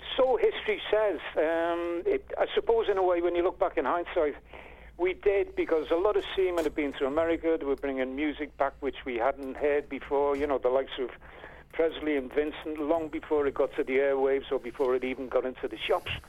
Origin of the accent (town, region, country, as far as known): Liverpool, North West England, United Kingdom